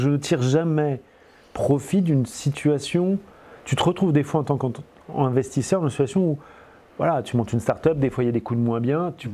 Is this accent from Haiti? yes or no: no; France; accent: French; j'ai accent français et je parle je suis français